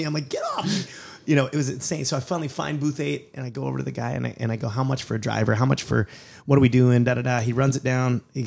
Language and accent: English; United States; I'm American, and I live in a less homophobic society